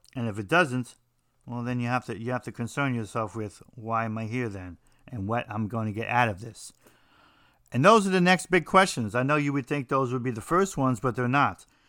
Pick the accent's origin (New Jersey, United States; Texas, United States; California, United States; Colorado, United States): New Jersey, United States; I'm from New Jersey